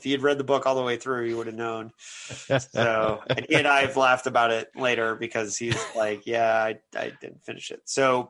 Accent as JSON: {"language": "English", "town": "Philadelphia", "region": "Pennsylvania", "country": "United States", "said": "And it's like, I'm from Philadelphia and I don't ever remember, you know, there was never a riot there."}